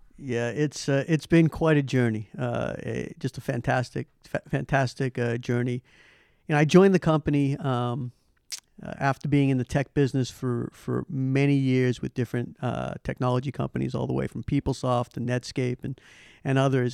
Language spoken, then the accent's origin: English; Boston, Massachusetts, United States; moved away as an adult; I'm a originally from Boston. Big, grew up with the Celtics